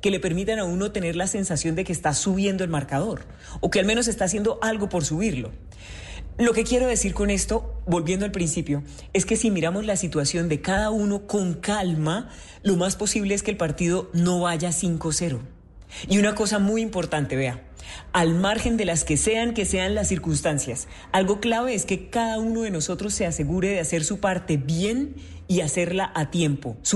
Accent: Santander, Colombia; yo soy de Santander, que se me siente en el acento, ¿no?

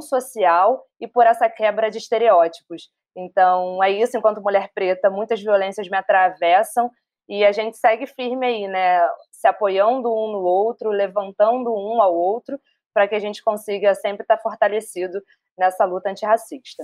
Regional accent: Rio de Janeiro, Brazil; sou carioca, suburbana

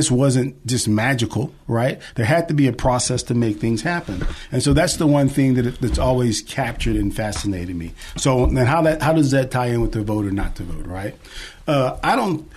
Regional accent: Rotan, Texas, United States; I grew up in a small town called Rotan. It's R-O-T-A-N.

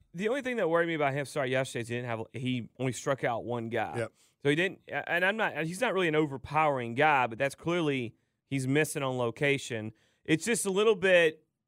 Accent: Dallas, Georgia, United States; I'm from Dallas, Georgia

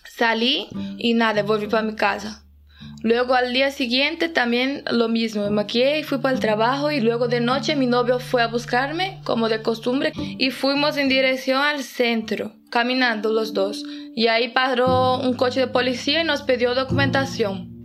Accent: Itapuranga, Goiás, Brazil; now in Oviedo, Spain; soy de Itapuranga, Goiás y vivo en Oviedo, Asturias desde 2017.

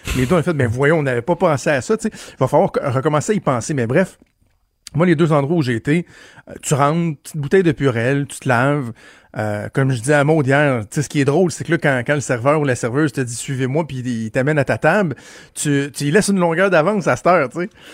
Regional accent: Quebec, Canada; en tant que Québécois

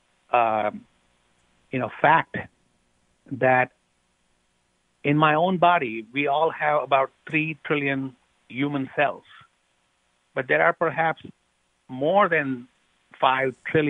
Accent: India; moved away as an adult; now in United States; I grew up in India. And I did my training in medical school also in India

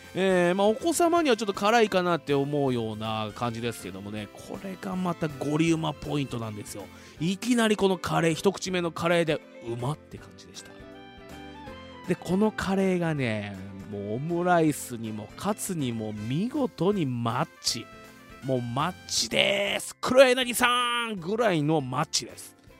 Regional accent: Fuji, Shizuoka, Japan; 生まれも育ちも静岡県富士市

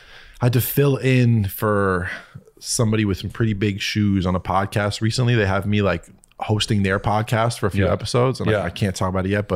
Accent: Connecticut, United States; I grew up in Connecticut.

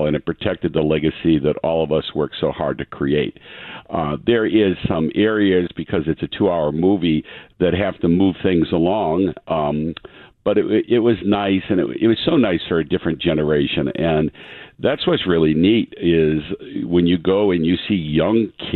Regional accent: Easton, Massachusetts, United States; growing up in Easton

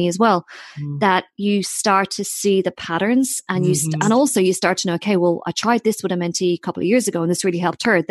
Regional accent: Ireland; I'm too Irish

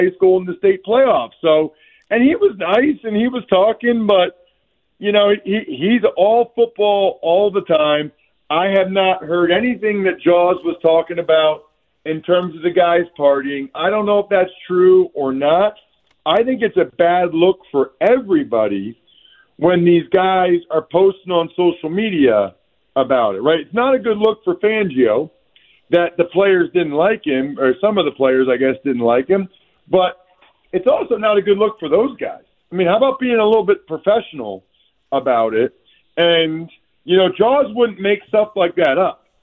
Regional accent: Reading, Pennsylvania, United States; I'm an Eastern Pennsylvania guy. I'm from Redding

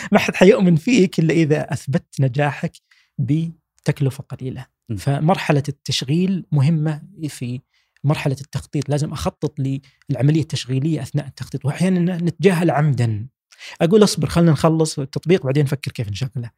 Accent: Saudi Arabia; إحنا كشباب سعودي

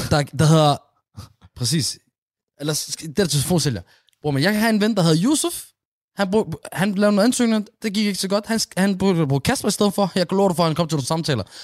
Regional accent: Aarhus, Central Denmark Region, Denmark; i min opvækst i Gellerup

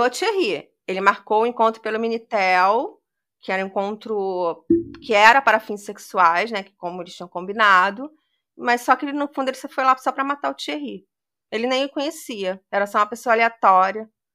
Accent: Brazil; Como brasileiro

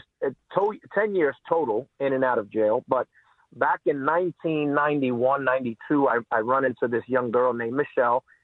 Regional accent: New York City, New York, United States; growing up in New York City

